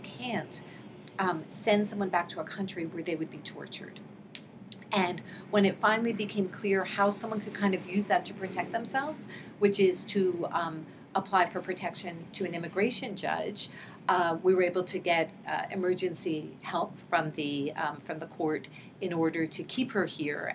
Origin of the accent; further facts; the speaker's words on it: New York City, New York, United States; moved away as an adult; also born or lived in Santa Cruz, California / Newark, New Jersey; I grew up in New York City um, and um, went to public school, um, um, you know, from elementary through high school